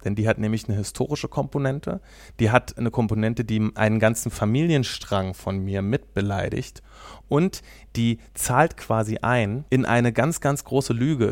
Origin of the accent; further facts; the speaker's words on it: Wernigerode, Saxony-Anhalt, Germany; now in Kassel, Germany; Ich komme ja ursprünglich aus Ostdeutschland. Ich bin in Wernigerode am Harz geboren.